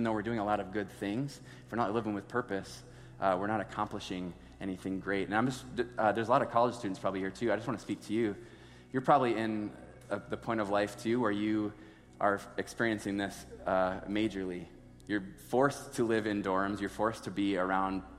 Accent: Sioux Falls, South Dakota, United States; I grew up in Sioux Falls my entire life.

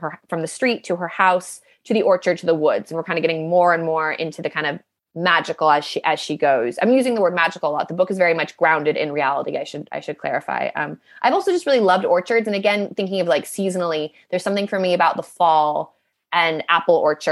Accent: United States; accent: American; moved away as an adult; now in London, United Kingdom; I can tell by my accent, I'm American. I've lived in London now for 8 years

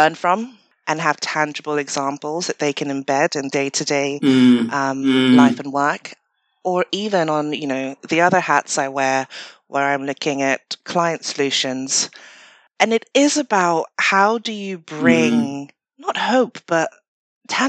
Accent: Ghana; moved away; I grew up in Ghana

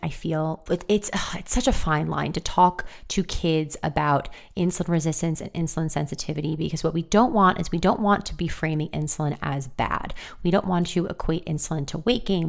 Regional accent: New York, United States; me living and growing up in New York from an Italian family

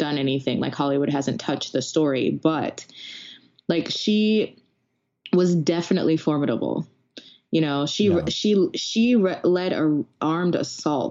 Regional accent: Jamaica; I'm Jamaican.

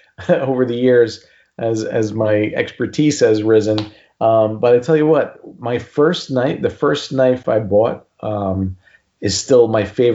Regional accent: Newark, New Jersey, United States; where I was born and raised in Newark, New Jersey

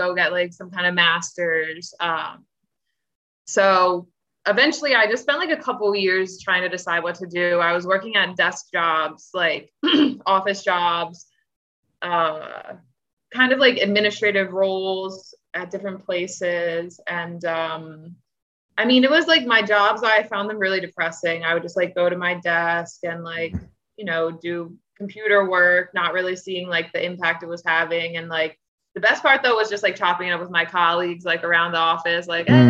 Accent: Owings Mills, Maryland, United States; moved away as an adult; also born or lived in Chicago; I'm from Baltimore County, Owings Mills, Maryland

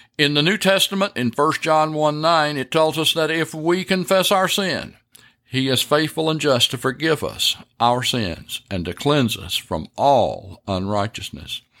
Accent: United States

